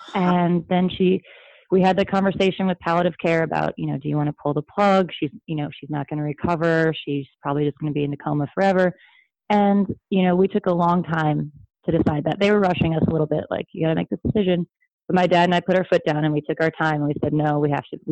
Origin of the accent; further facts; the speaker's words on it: Sedona, Arizona, United States; now in Los Angeles, United States; I'm from Sedona, Arizona, originally, and I live in LA.